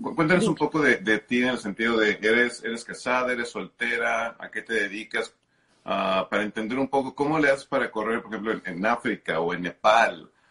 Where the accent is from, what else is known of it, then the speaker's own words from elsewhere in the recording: Mexico; hablo como mexicano